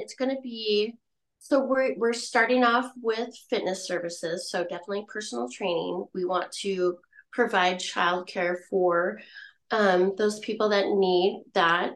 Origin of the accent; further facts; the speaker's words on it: La Grande, Oregon, United States; also born or lived in Mississippi; I was born in La Grande